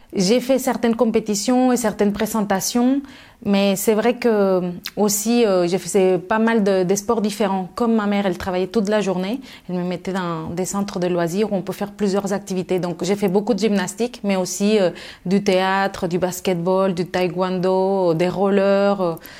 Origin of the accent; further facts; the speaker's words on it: Mexico City, Mexico; French is a second language; moved away as an adult; now in France; je suis née à Mexico et j'ai grandi à Mexico et je suis restée jusqu'à l'âge de 18 ans.